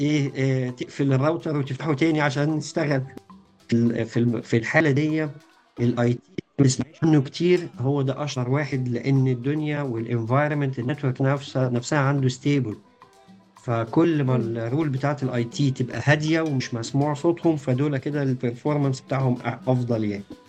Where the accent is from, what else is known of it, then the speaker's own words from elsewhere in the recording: Egypt; عندنا في مصر